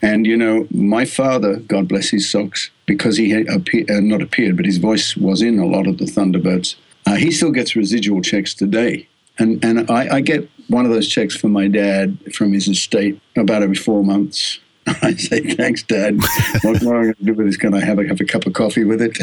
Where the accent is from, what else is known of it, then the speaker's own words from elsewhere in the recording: Australia; accent: Australian; moved away as an adult; also born or lived in United States; my Australian accent